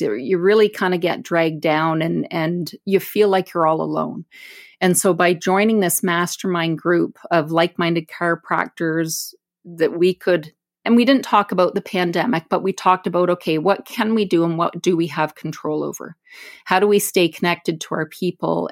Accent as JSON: {"language": "English", "town": "Brantford", "region": "Ontario", "country": "Canada", "tie": "born or raised there", "said": "I was born and raised in Brantford, it's my hometown"}